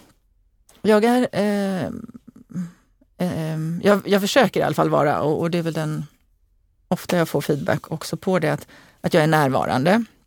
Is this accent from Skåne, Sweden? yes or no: yes; Eslöv, Skåne, Sweden; also born or lived in Lund / Kisa; now in Gothenburg, Sweden; jag kommer ursprungligen från Eslöv.